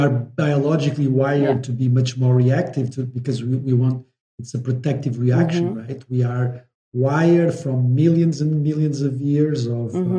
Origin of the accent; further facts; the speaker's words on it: Espinho, Aveiro District, Portugal; I'm from Espinho.